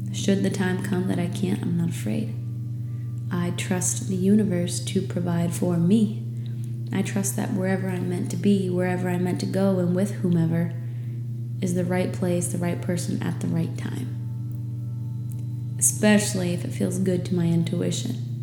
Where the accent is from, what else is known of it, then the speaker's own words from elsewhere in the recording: New England, United States; moved away as an adult; now in Florida Keys, United States; I was growing up in New England where it gets dark at 4 p.m.